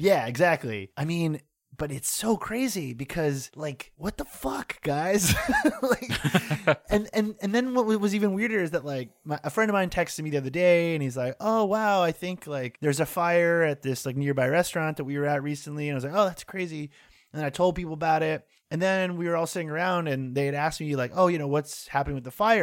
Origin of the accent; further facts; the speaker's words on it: North Shore of Massachusetts, United States; moved away as an adult; now in New York, United States; where I grew up in the North Shore of Massachusetts